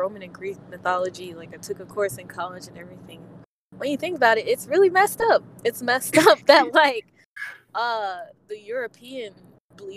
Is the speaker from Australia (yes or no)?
no; Nigeria; I'm Nigerian, I'm Igbo